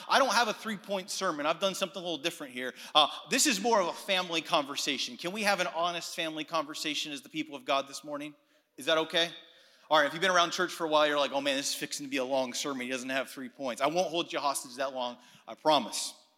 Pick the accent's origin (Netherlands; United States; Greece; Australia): Greece; Athens, Attica; I was actually born and raised in Athens, Greece